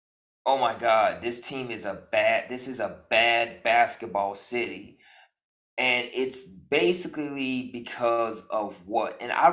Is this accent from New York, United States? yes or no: no; Memphis, Tennessee, United States; I grew up in Memphis.